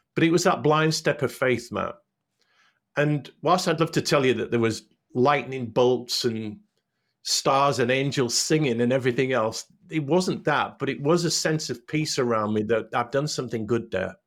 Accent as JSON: {"language": "English", "town": "Hull", "region": "Yorkshire and the Humber", "country": "United Kingdom", "tie": "born or raised there", "also_born_or_lived": "North Carolina", "moved": "as an adult", "said": "I grew up in Hull, went to a pr, a Catholic primary school"}